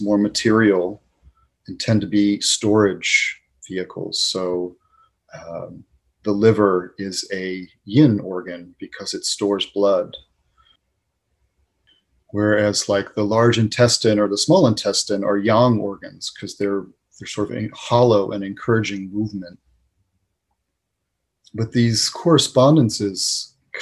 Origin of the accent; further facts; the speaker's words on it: New England, United States; moved away; growing up in New England